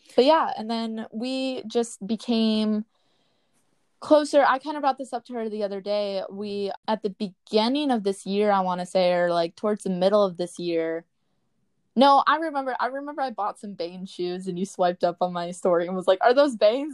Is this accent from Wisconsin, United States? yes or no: yes; Readstown, Wisconsin, United States; now in Orlando, United States; I grew up in Reedstown